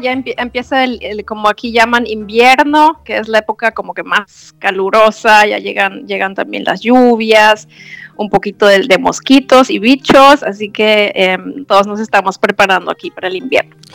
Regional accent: Germany; now in Ecuador; yo soy de Alemania

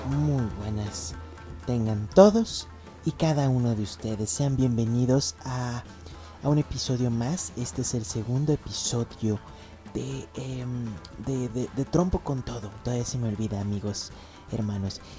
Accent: Mexico; born there; Yo provengo también de Portugal, pero nací acá en, México. Mis padres son em, portugueses y me tuvieron aquí, es por eso mi nombre.

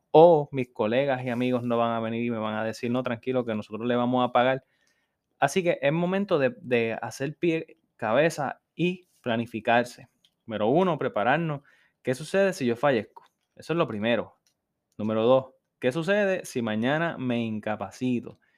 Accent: New York, United States; born there; yo soy una persona que desde muy joven he ido a Nueva York, de hecho yo nací en Nueva York

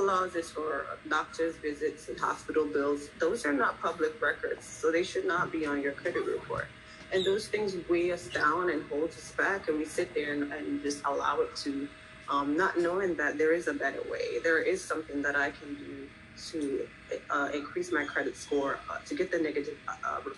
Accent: Jamaica; also born or lived in Philadelphia; now in Florida, United States; I'm actually from Jamaica.

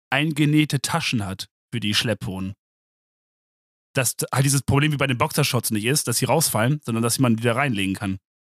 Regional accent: Germany; ich bin Deutscher

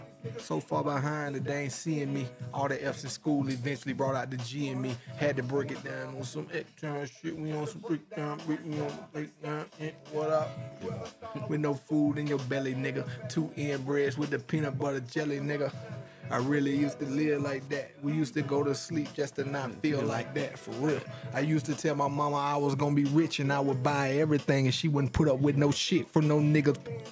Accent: Forsyth, Georgia, United States; I'm from Monroe County, Forsyth, Georgia, you know what I'm saying? Like, close to Macon, Georgia.

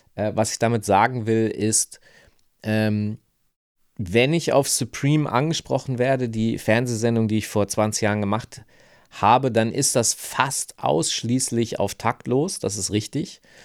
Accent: Hanover, Lower Saxony, Germany; moved away; ich komme aus Hannover, ich bin da aufgewachsen

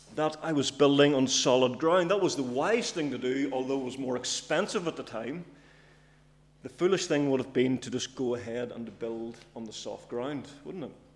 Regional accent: Cookstown, Northern Ireland, United Kingdom; I'm from Cookstown, by the way, in case you're wondering. Uh, it's not a local accent. It's from from up north

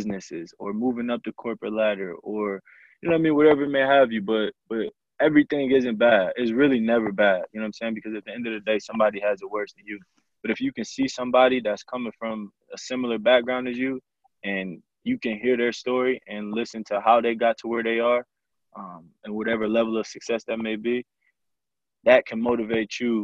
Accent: Flint, Michigan, United States; I grew up also in Flint, Michigan. Me and Kendall went to school together.

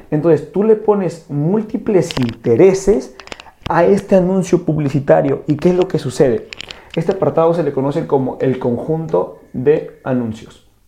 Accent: Peru; fui a una conferencia de un gurú del marketing digital aquí en mi país, que es Perú, y cuando yo fui a esta conferencia, este gurú también cometió este error.

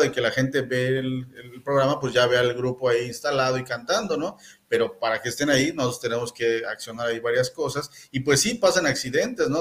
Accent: Mexico City, Mexico; now in Mérida, Mexico; soy de la Ciudad de México

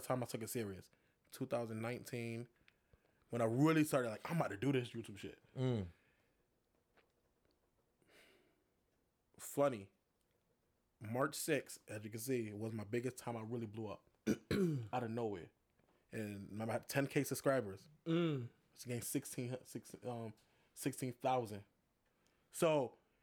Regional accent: Hartford, Connecticut, United States; I'm from Hartford

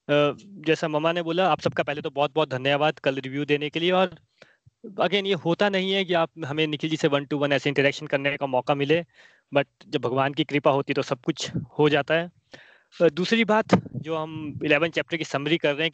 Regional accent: Himachal Pradesh, India; मैं बोलता हूँ मैं हिमाचल से हूँ

